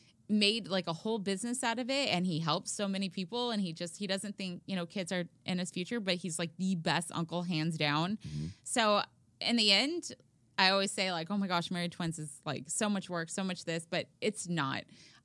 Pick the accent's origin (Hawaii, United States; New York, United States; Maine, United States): Hawaii, United States; Oahu; born there; I'm, you know, growing up, I thought I was Hawaiian, but clearly I'm